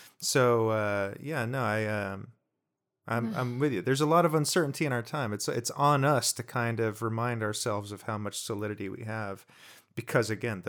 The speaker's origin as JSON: {"language": "English", "region": "New Jersey", "country": "United States", "tie": "born or raised there", "said": "I grew up in Jersey."}